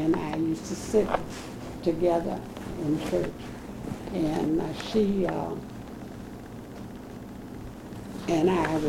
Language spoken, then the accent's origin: English; St. Louis, Missouri, United States; also born or lived in the South; I was born in the South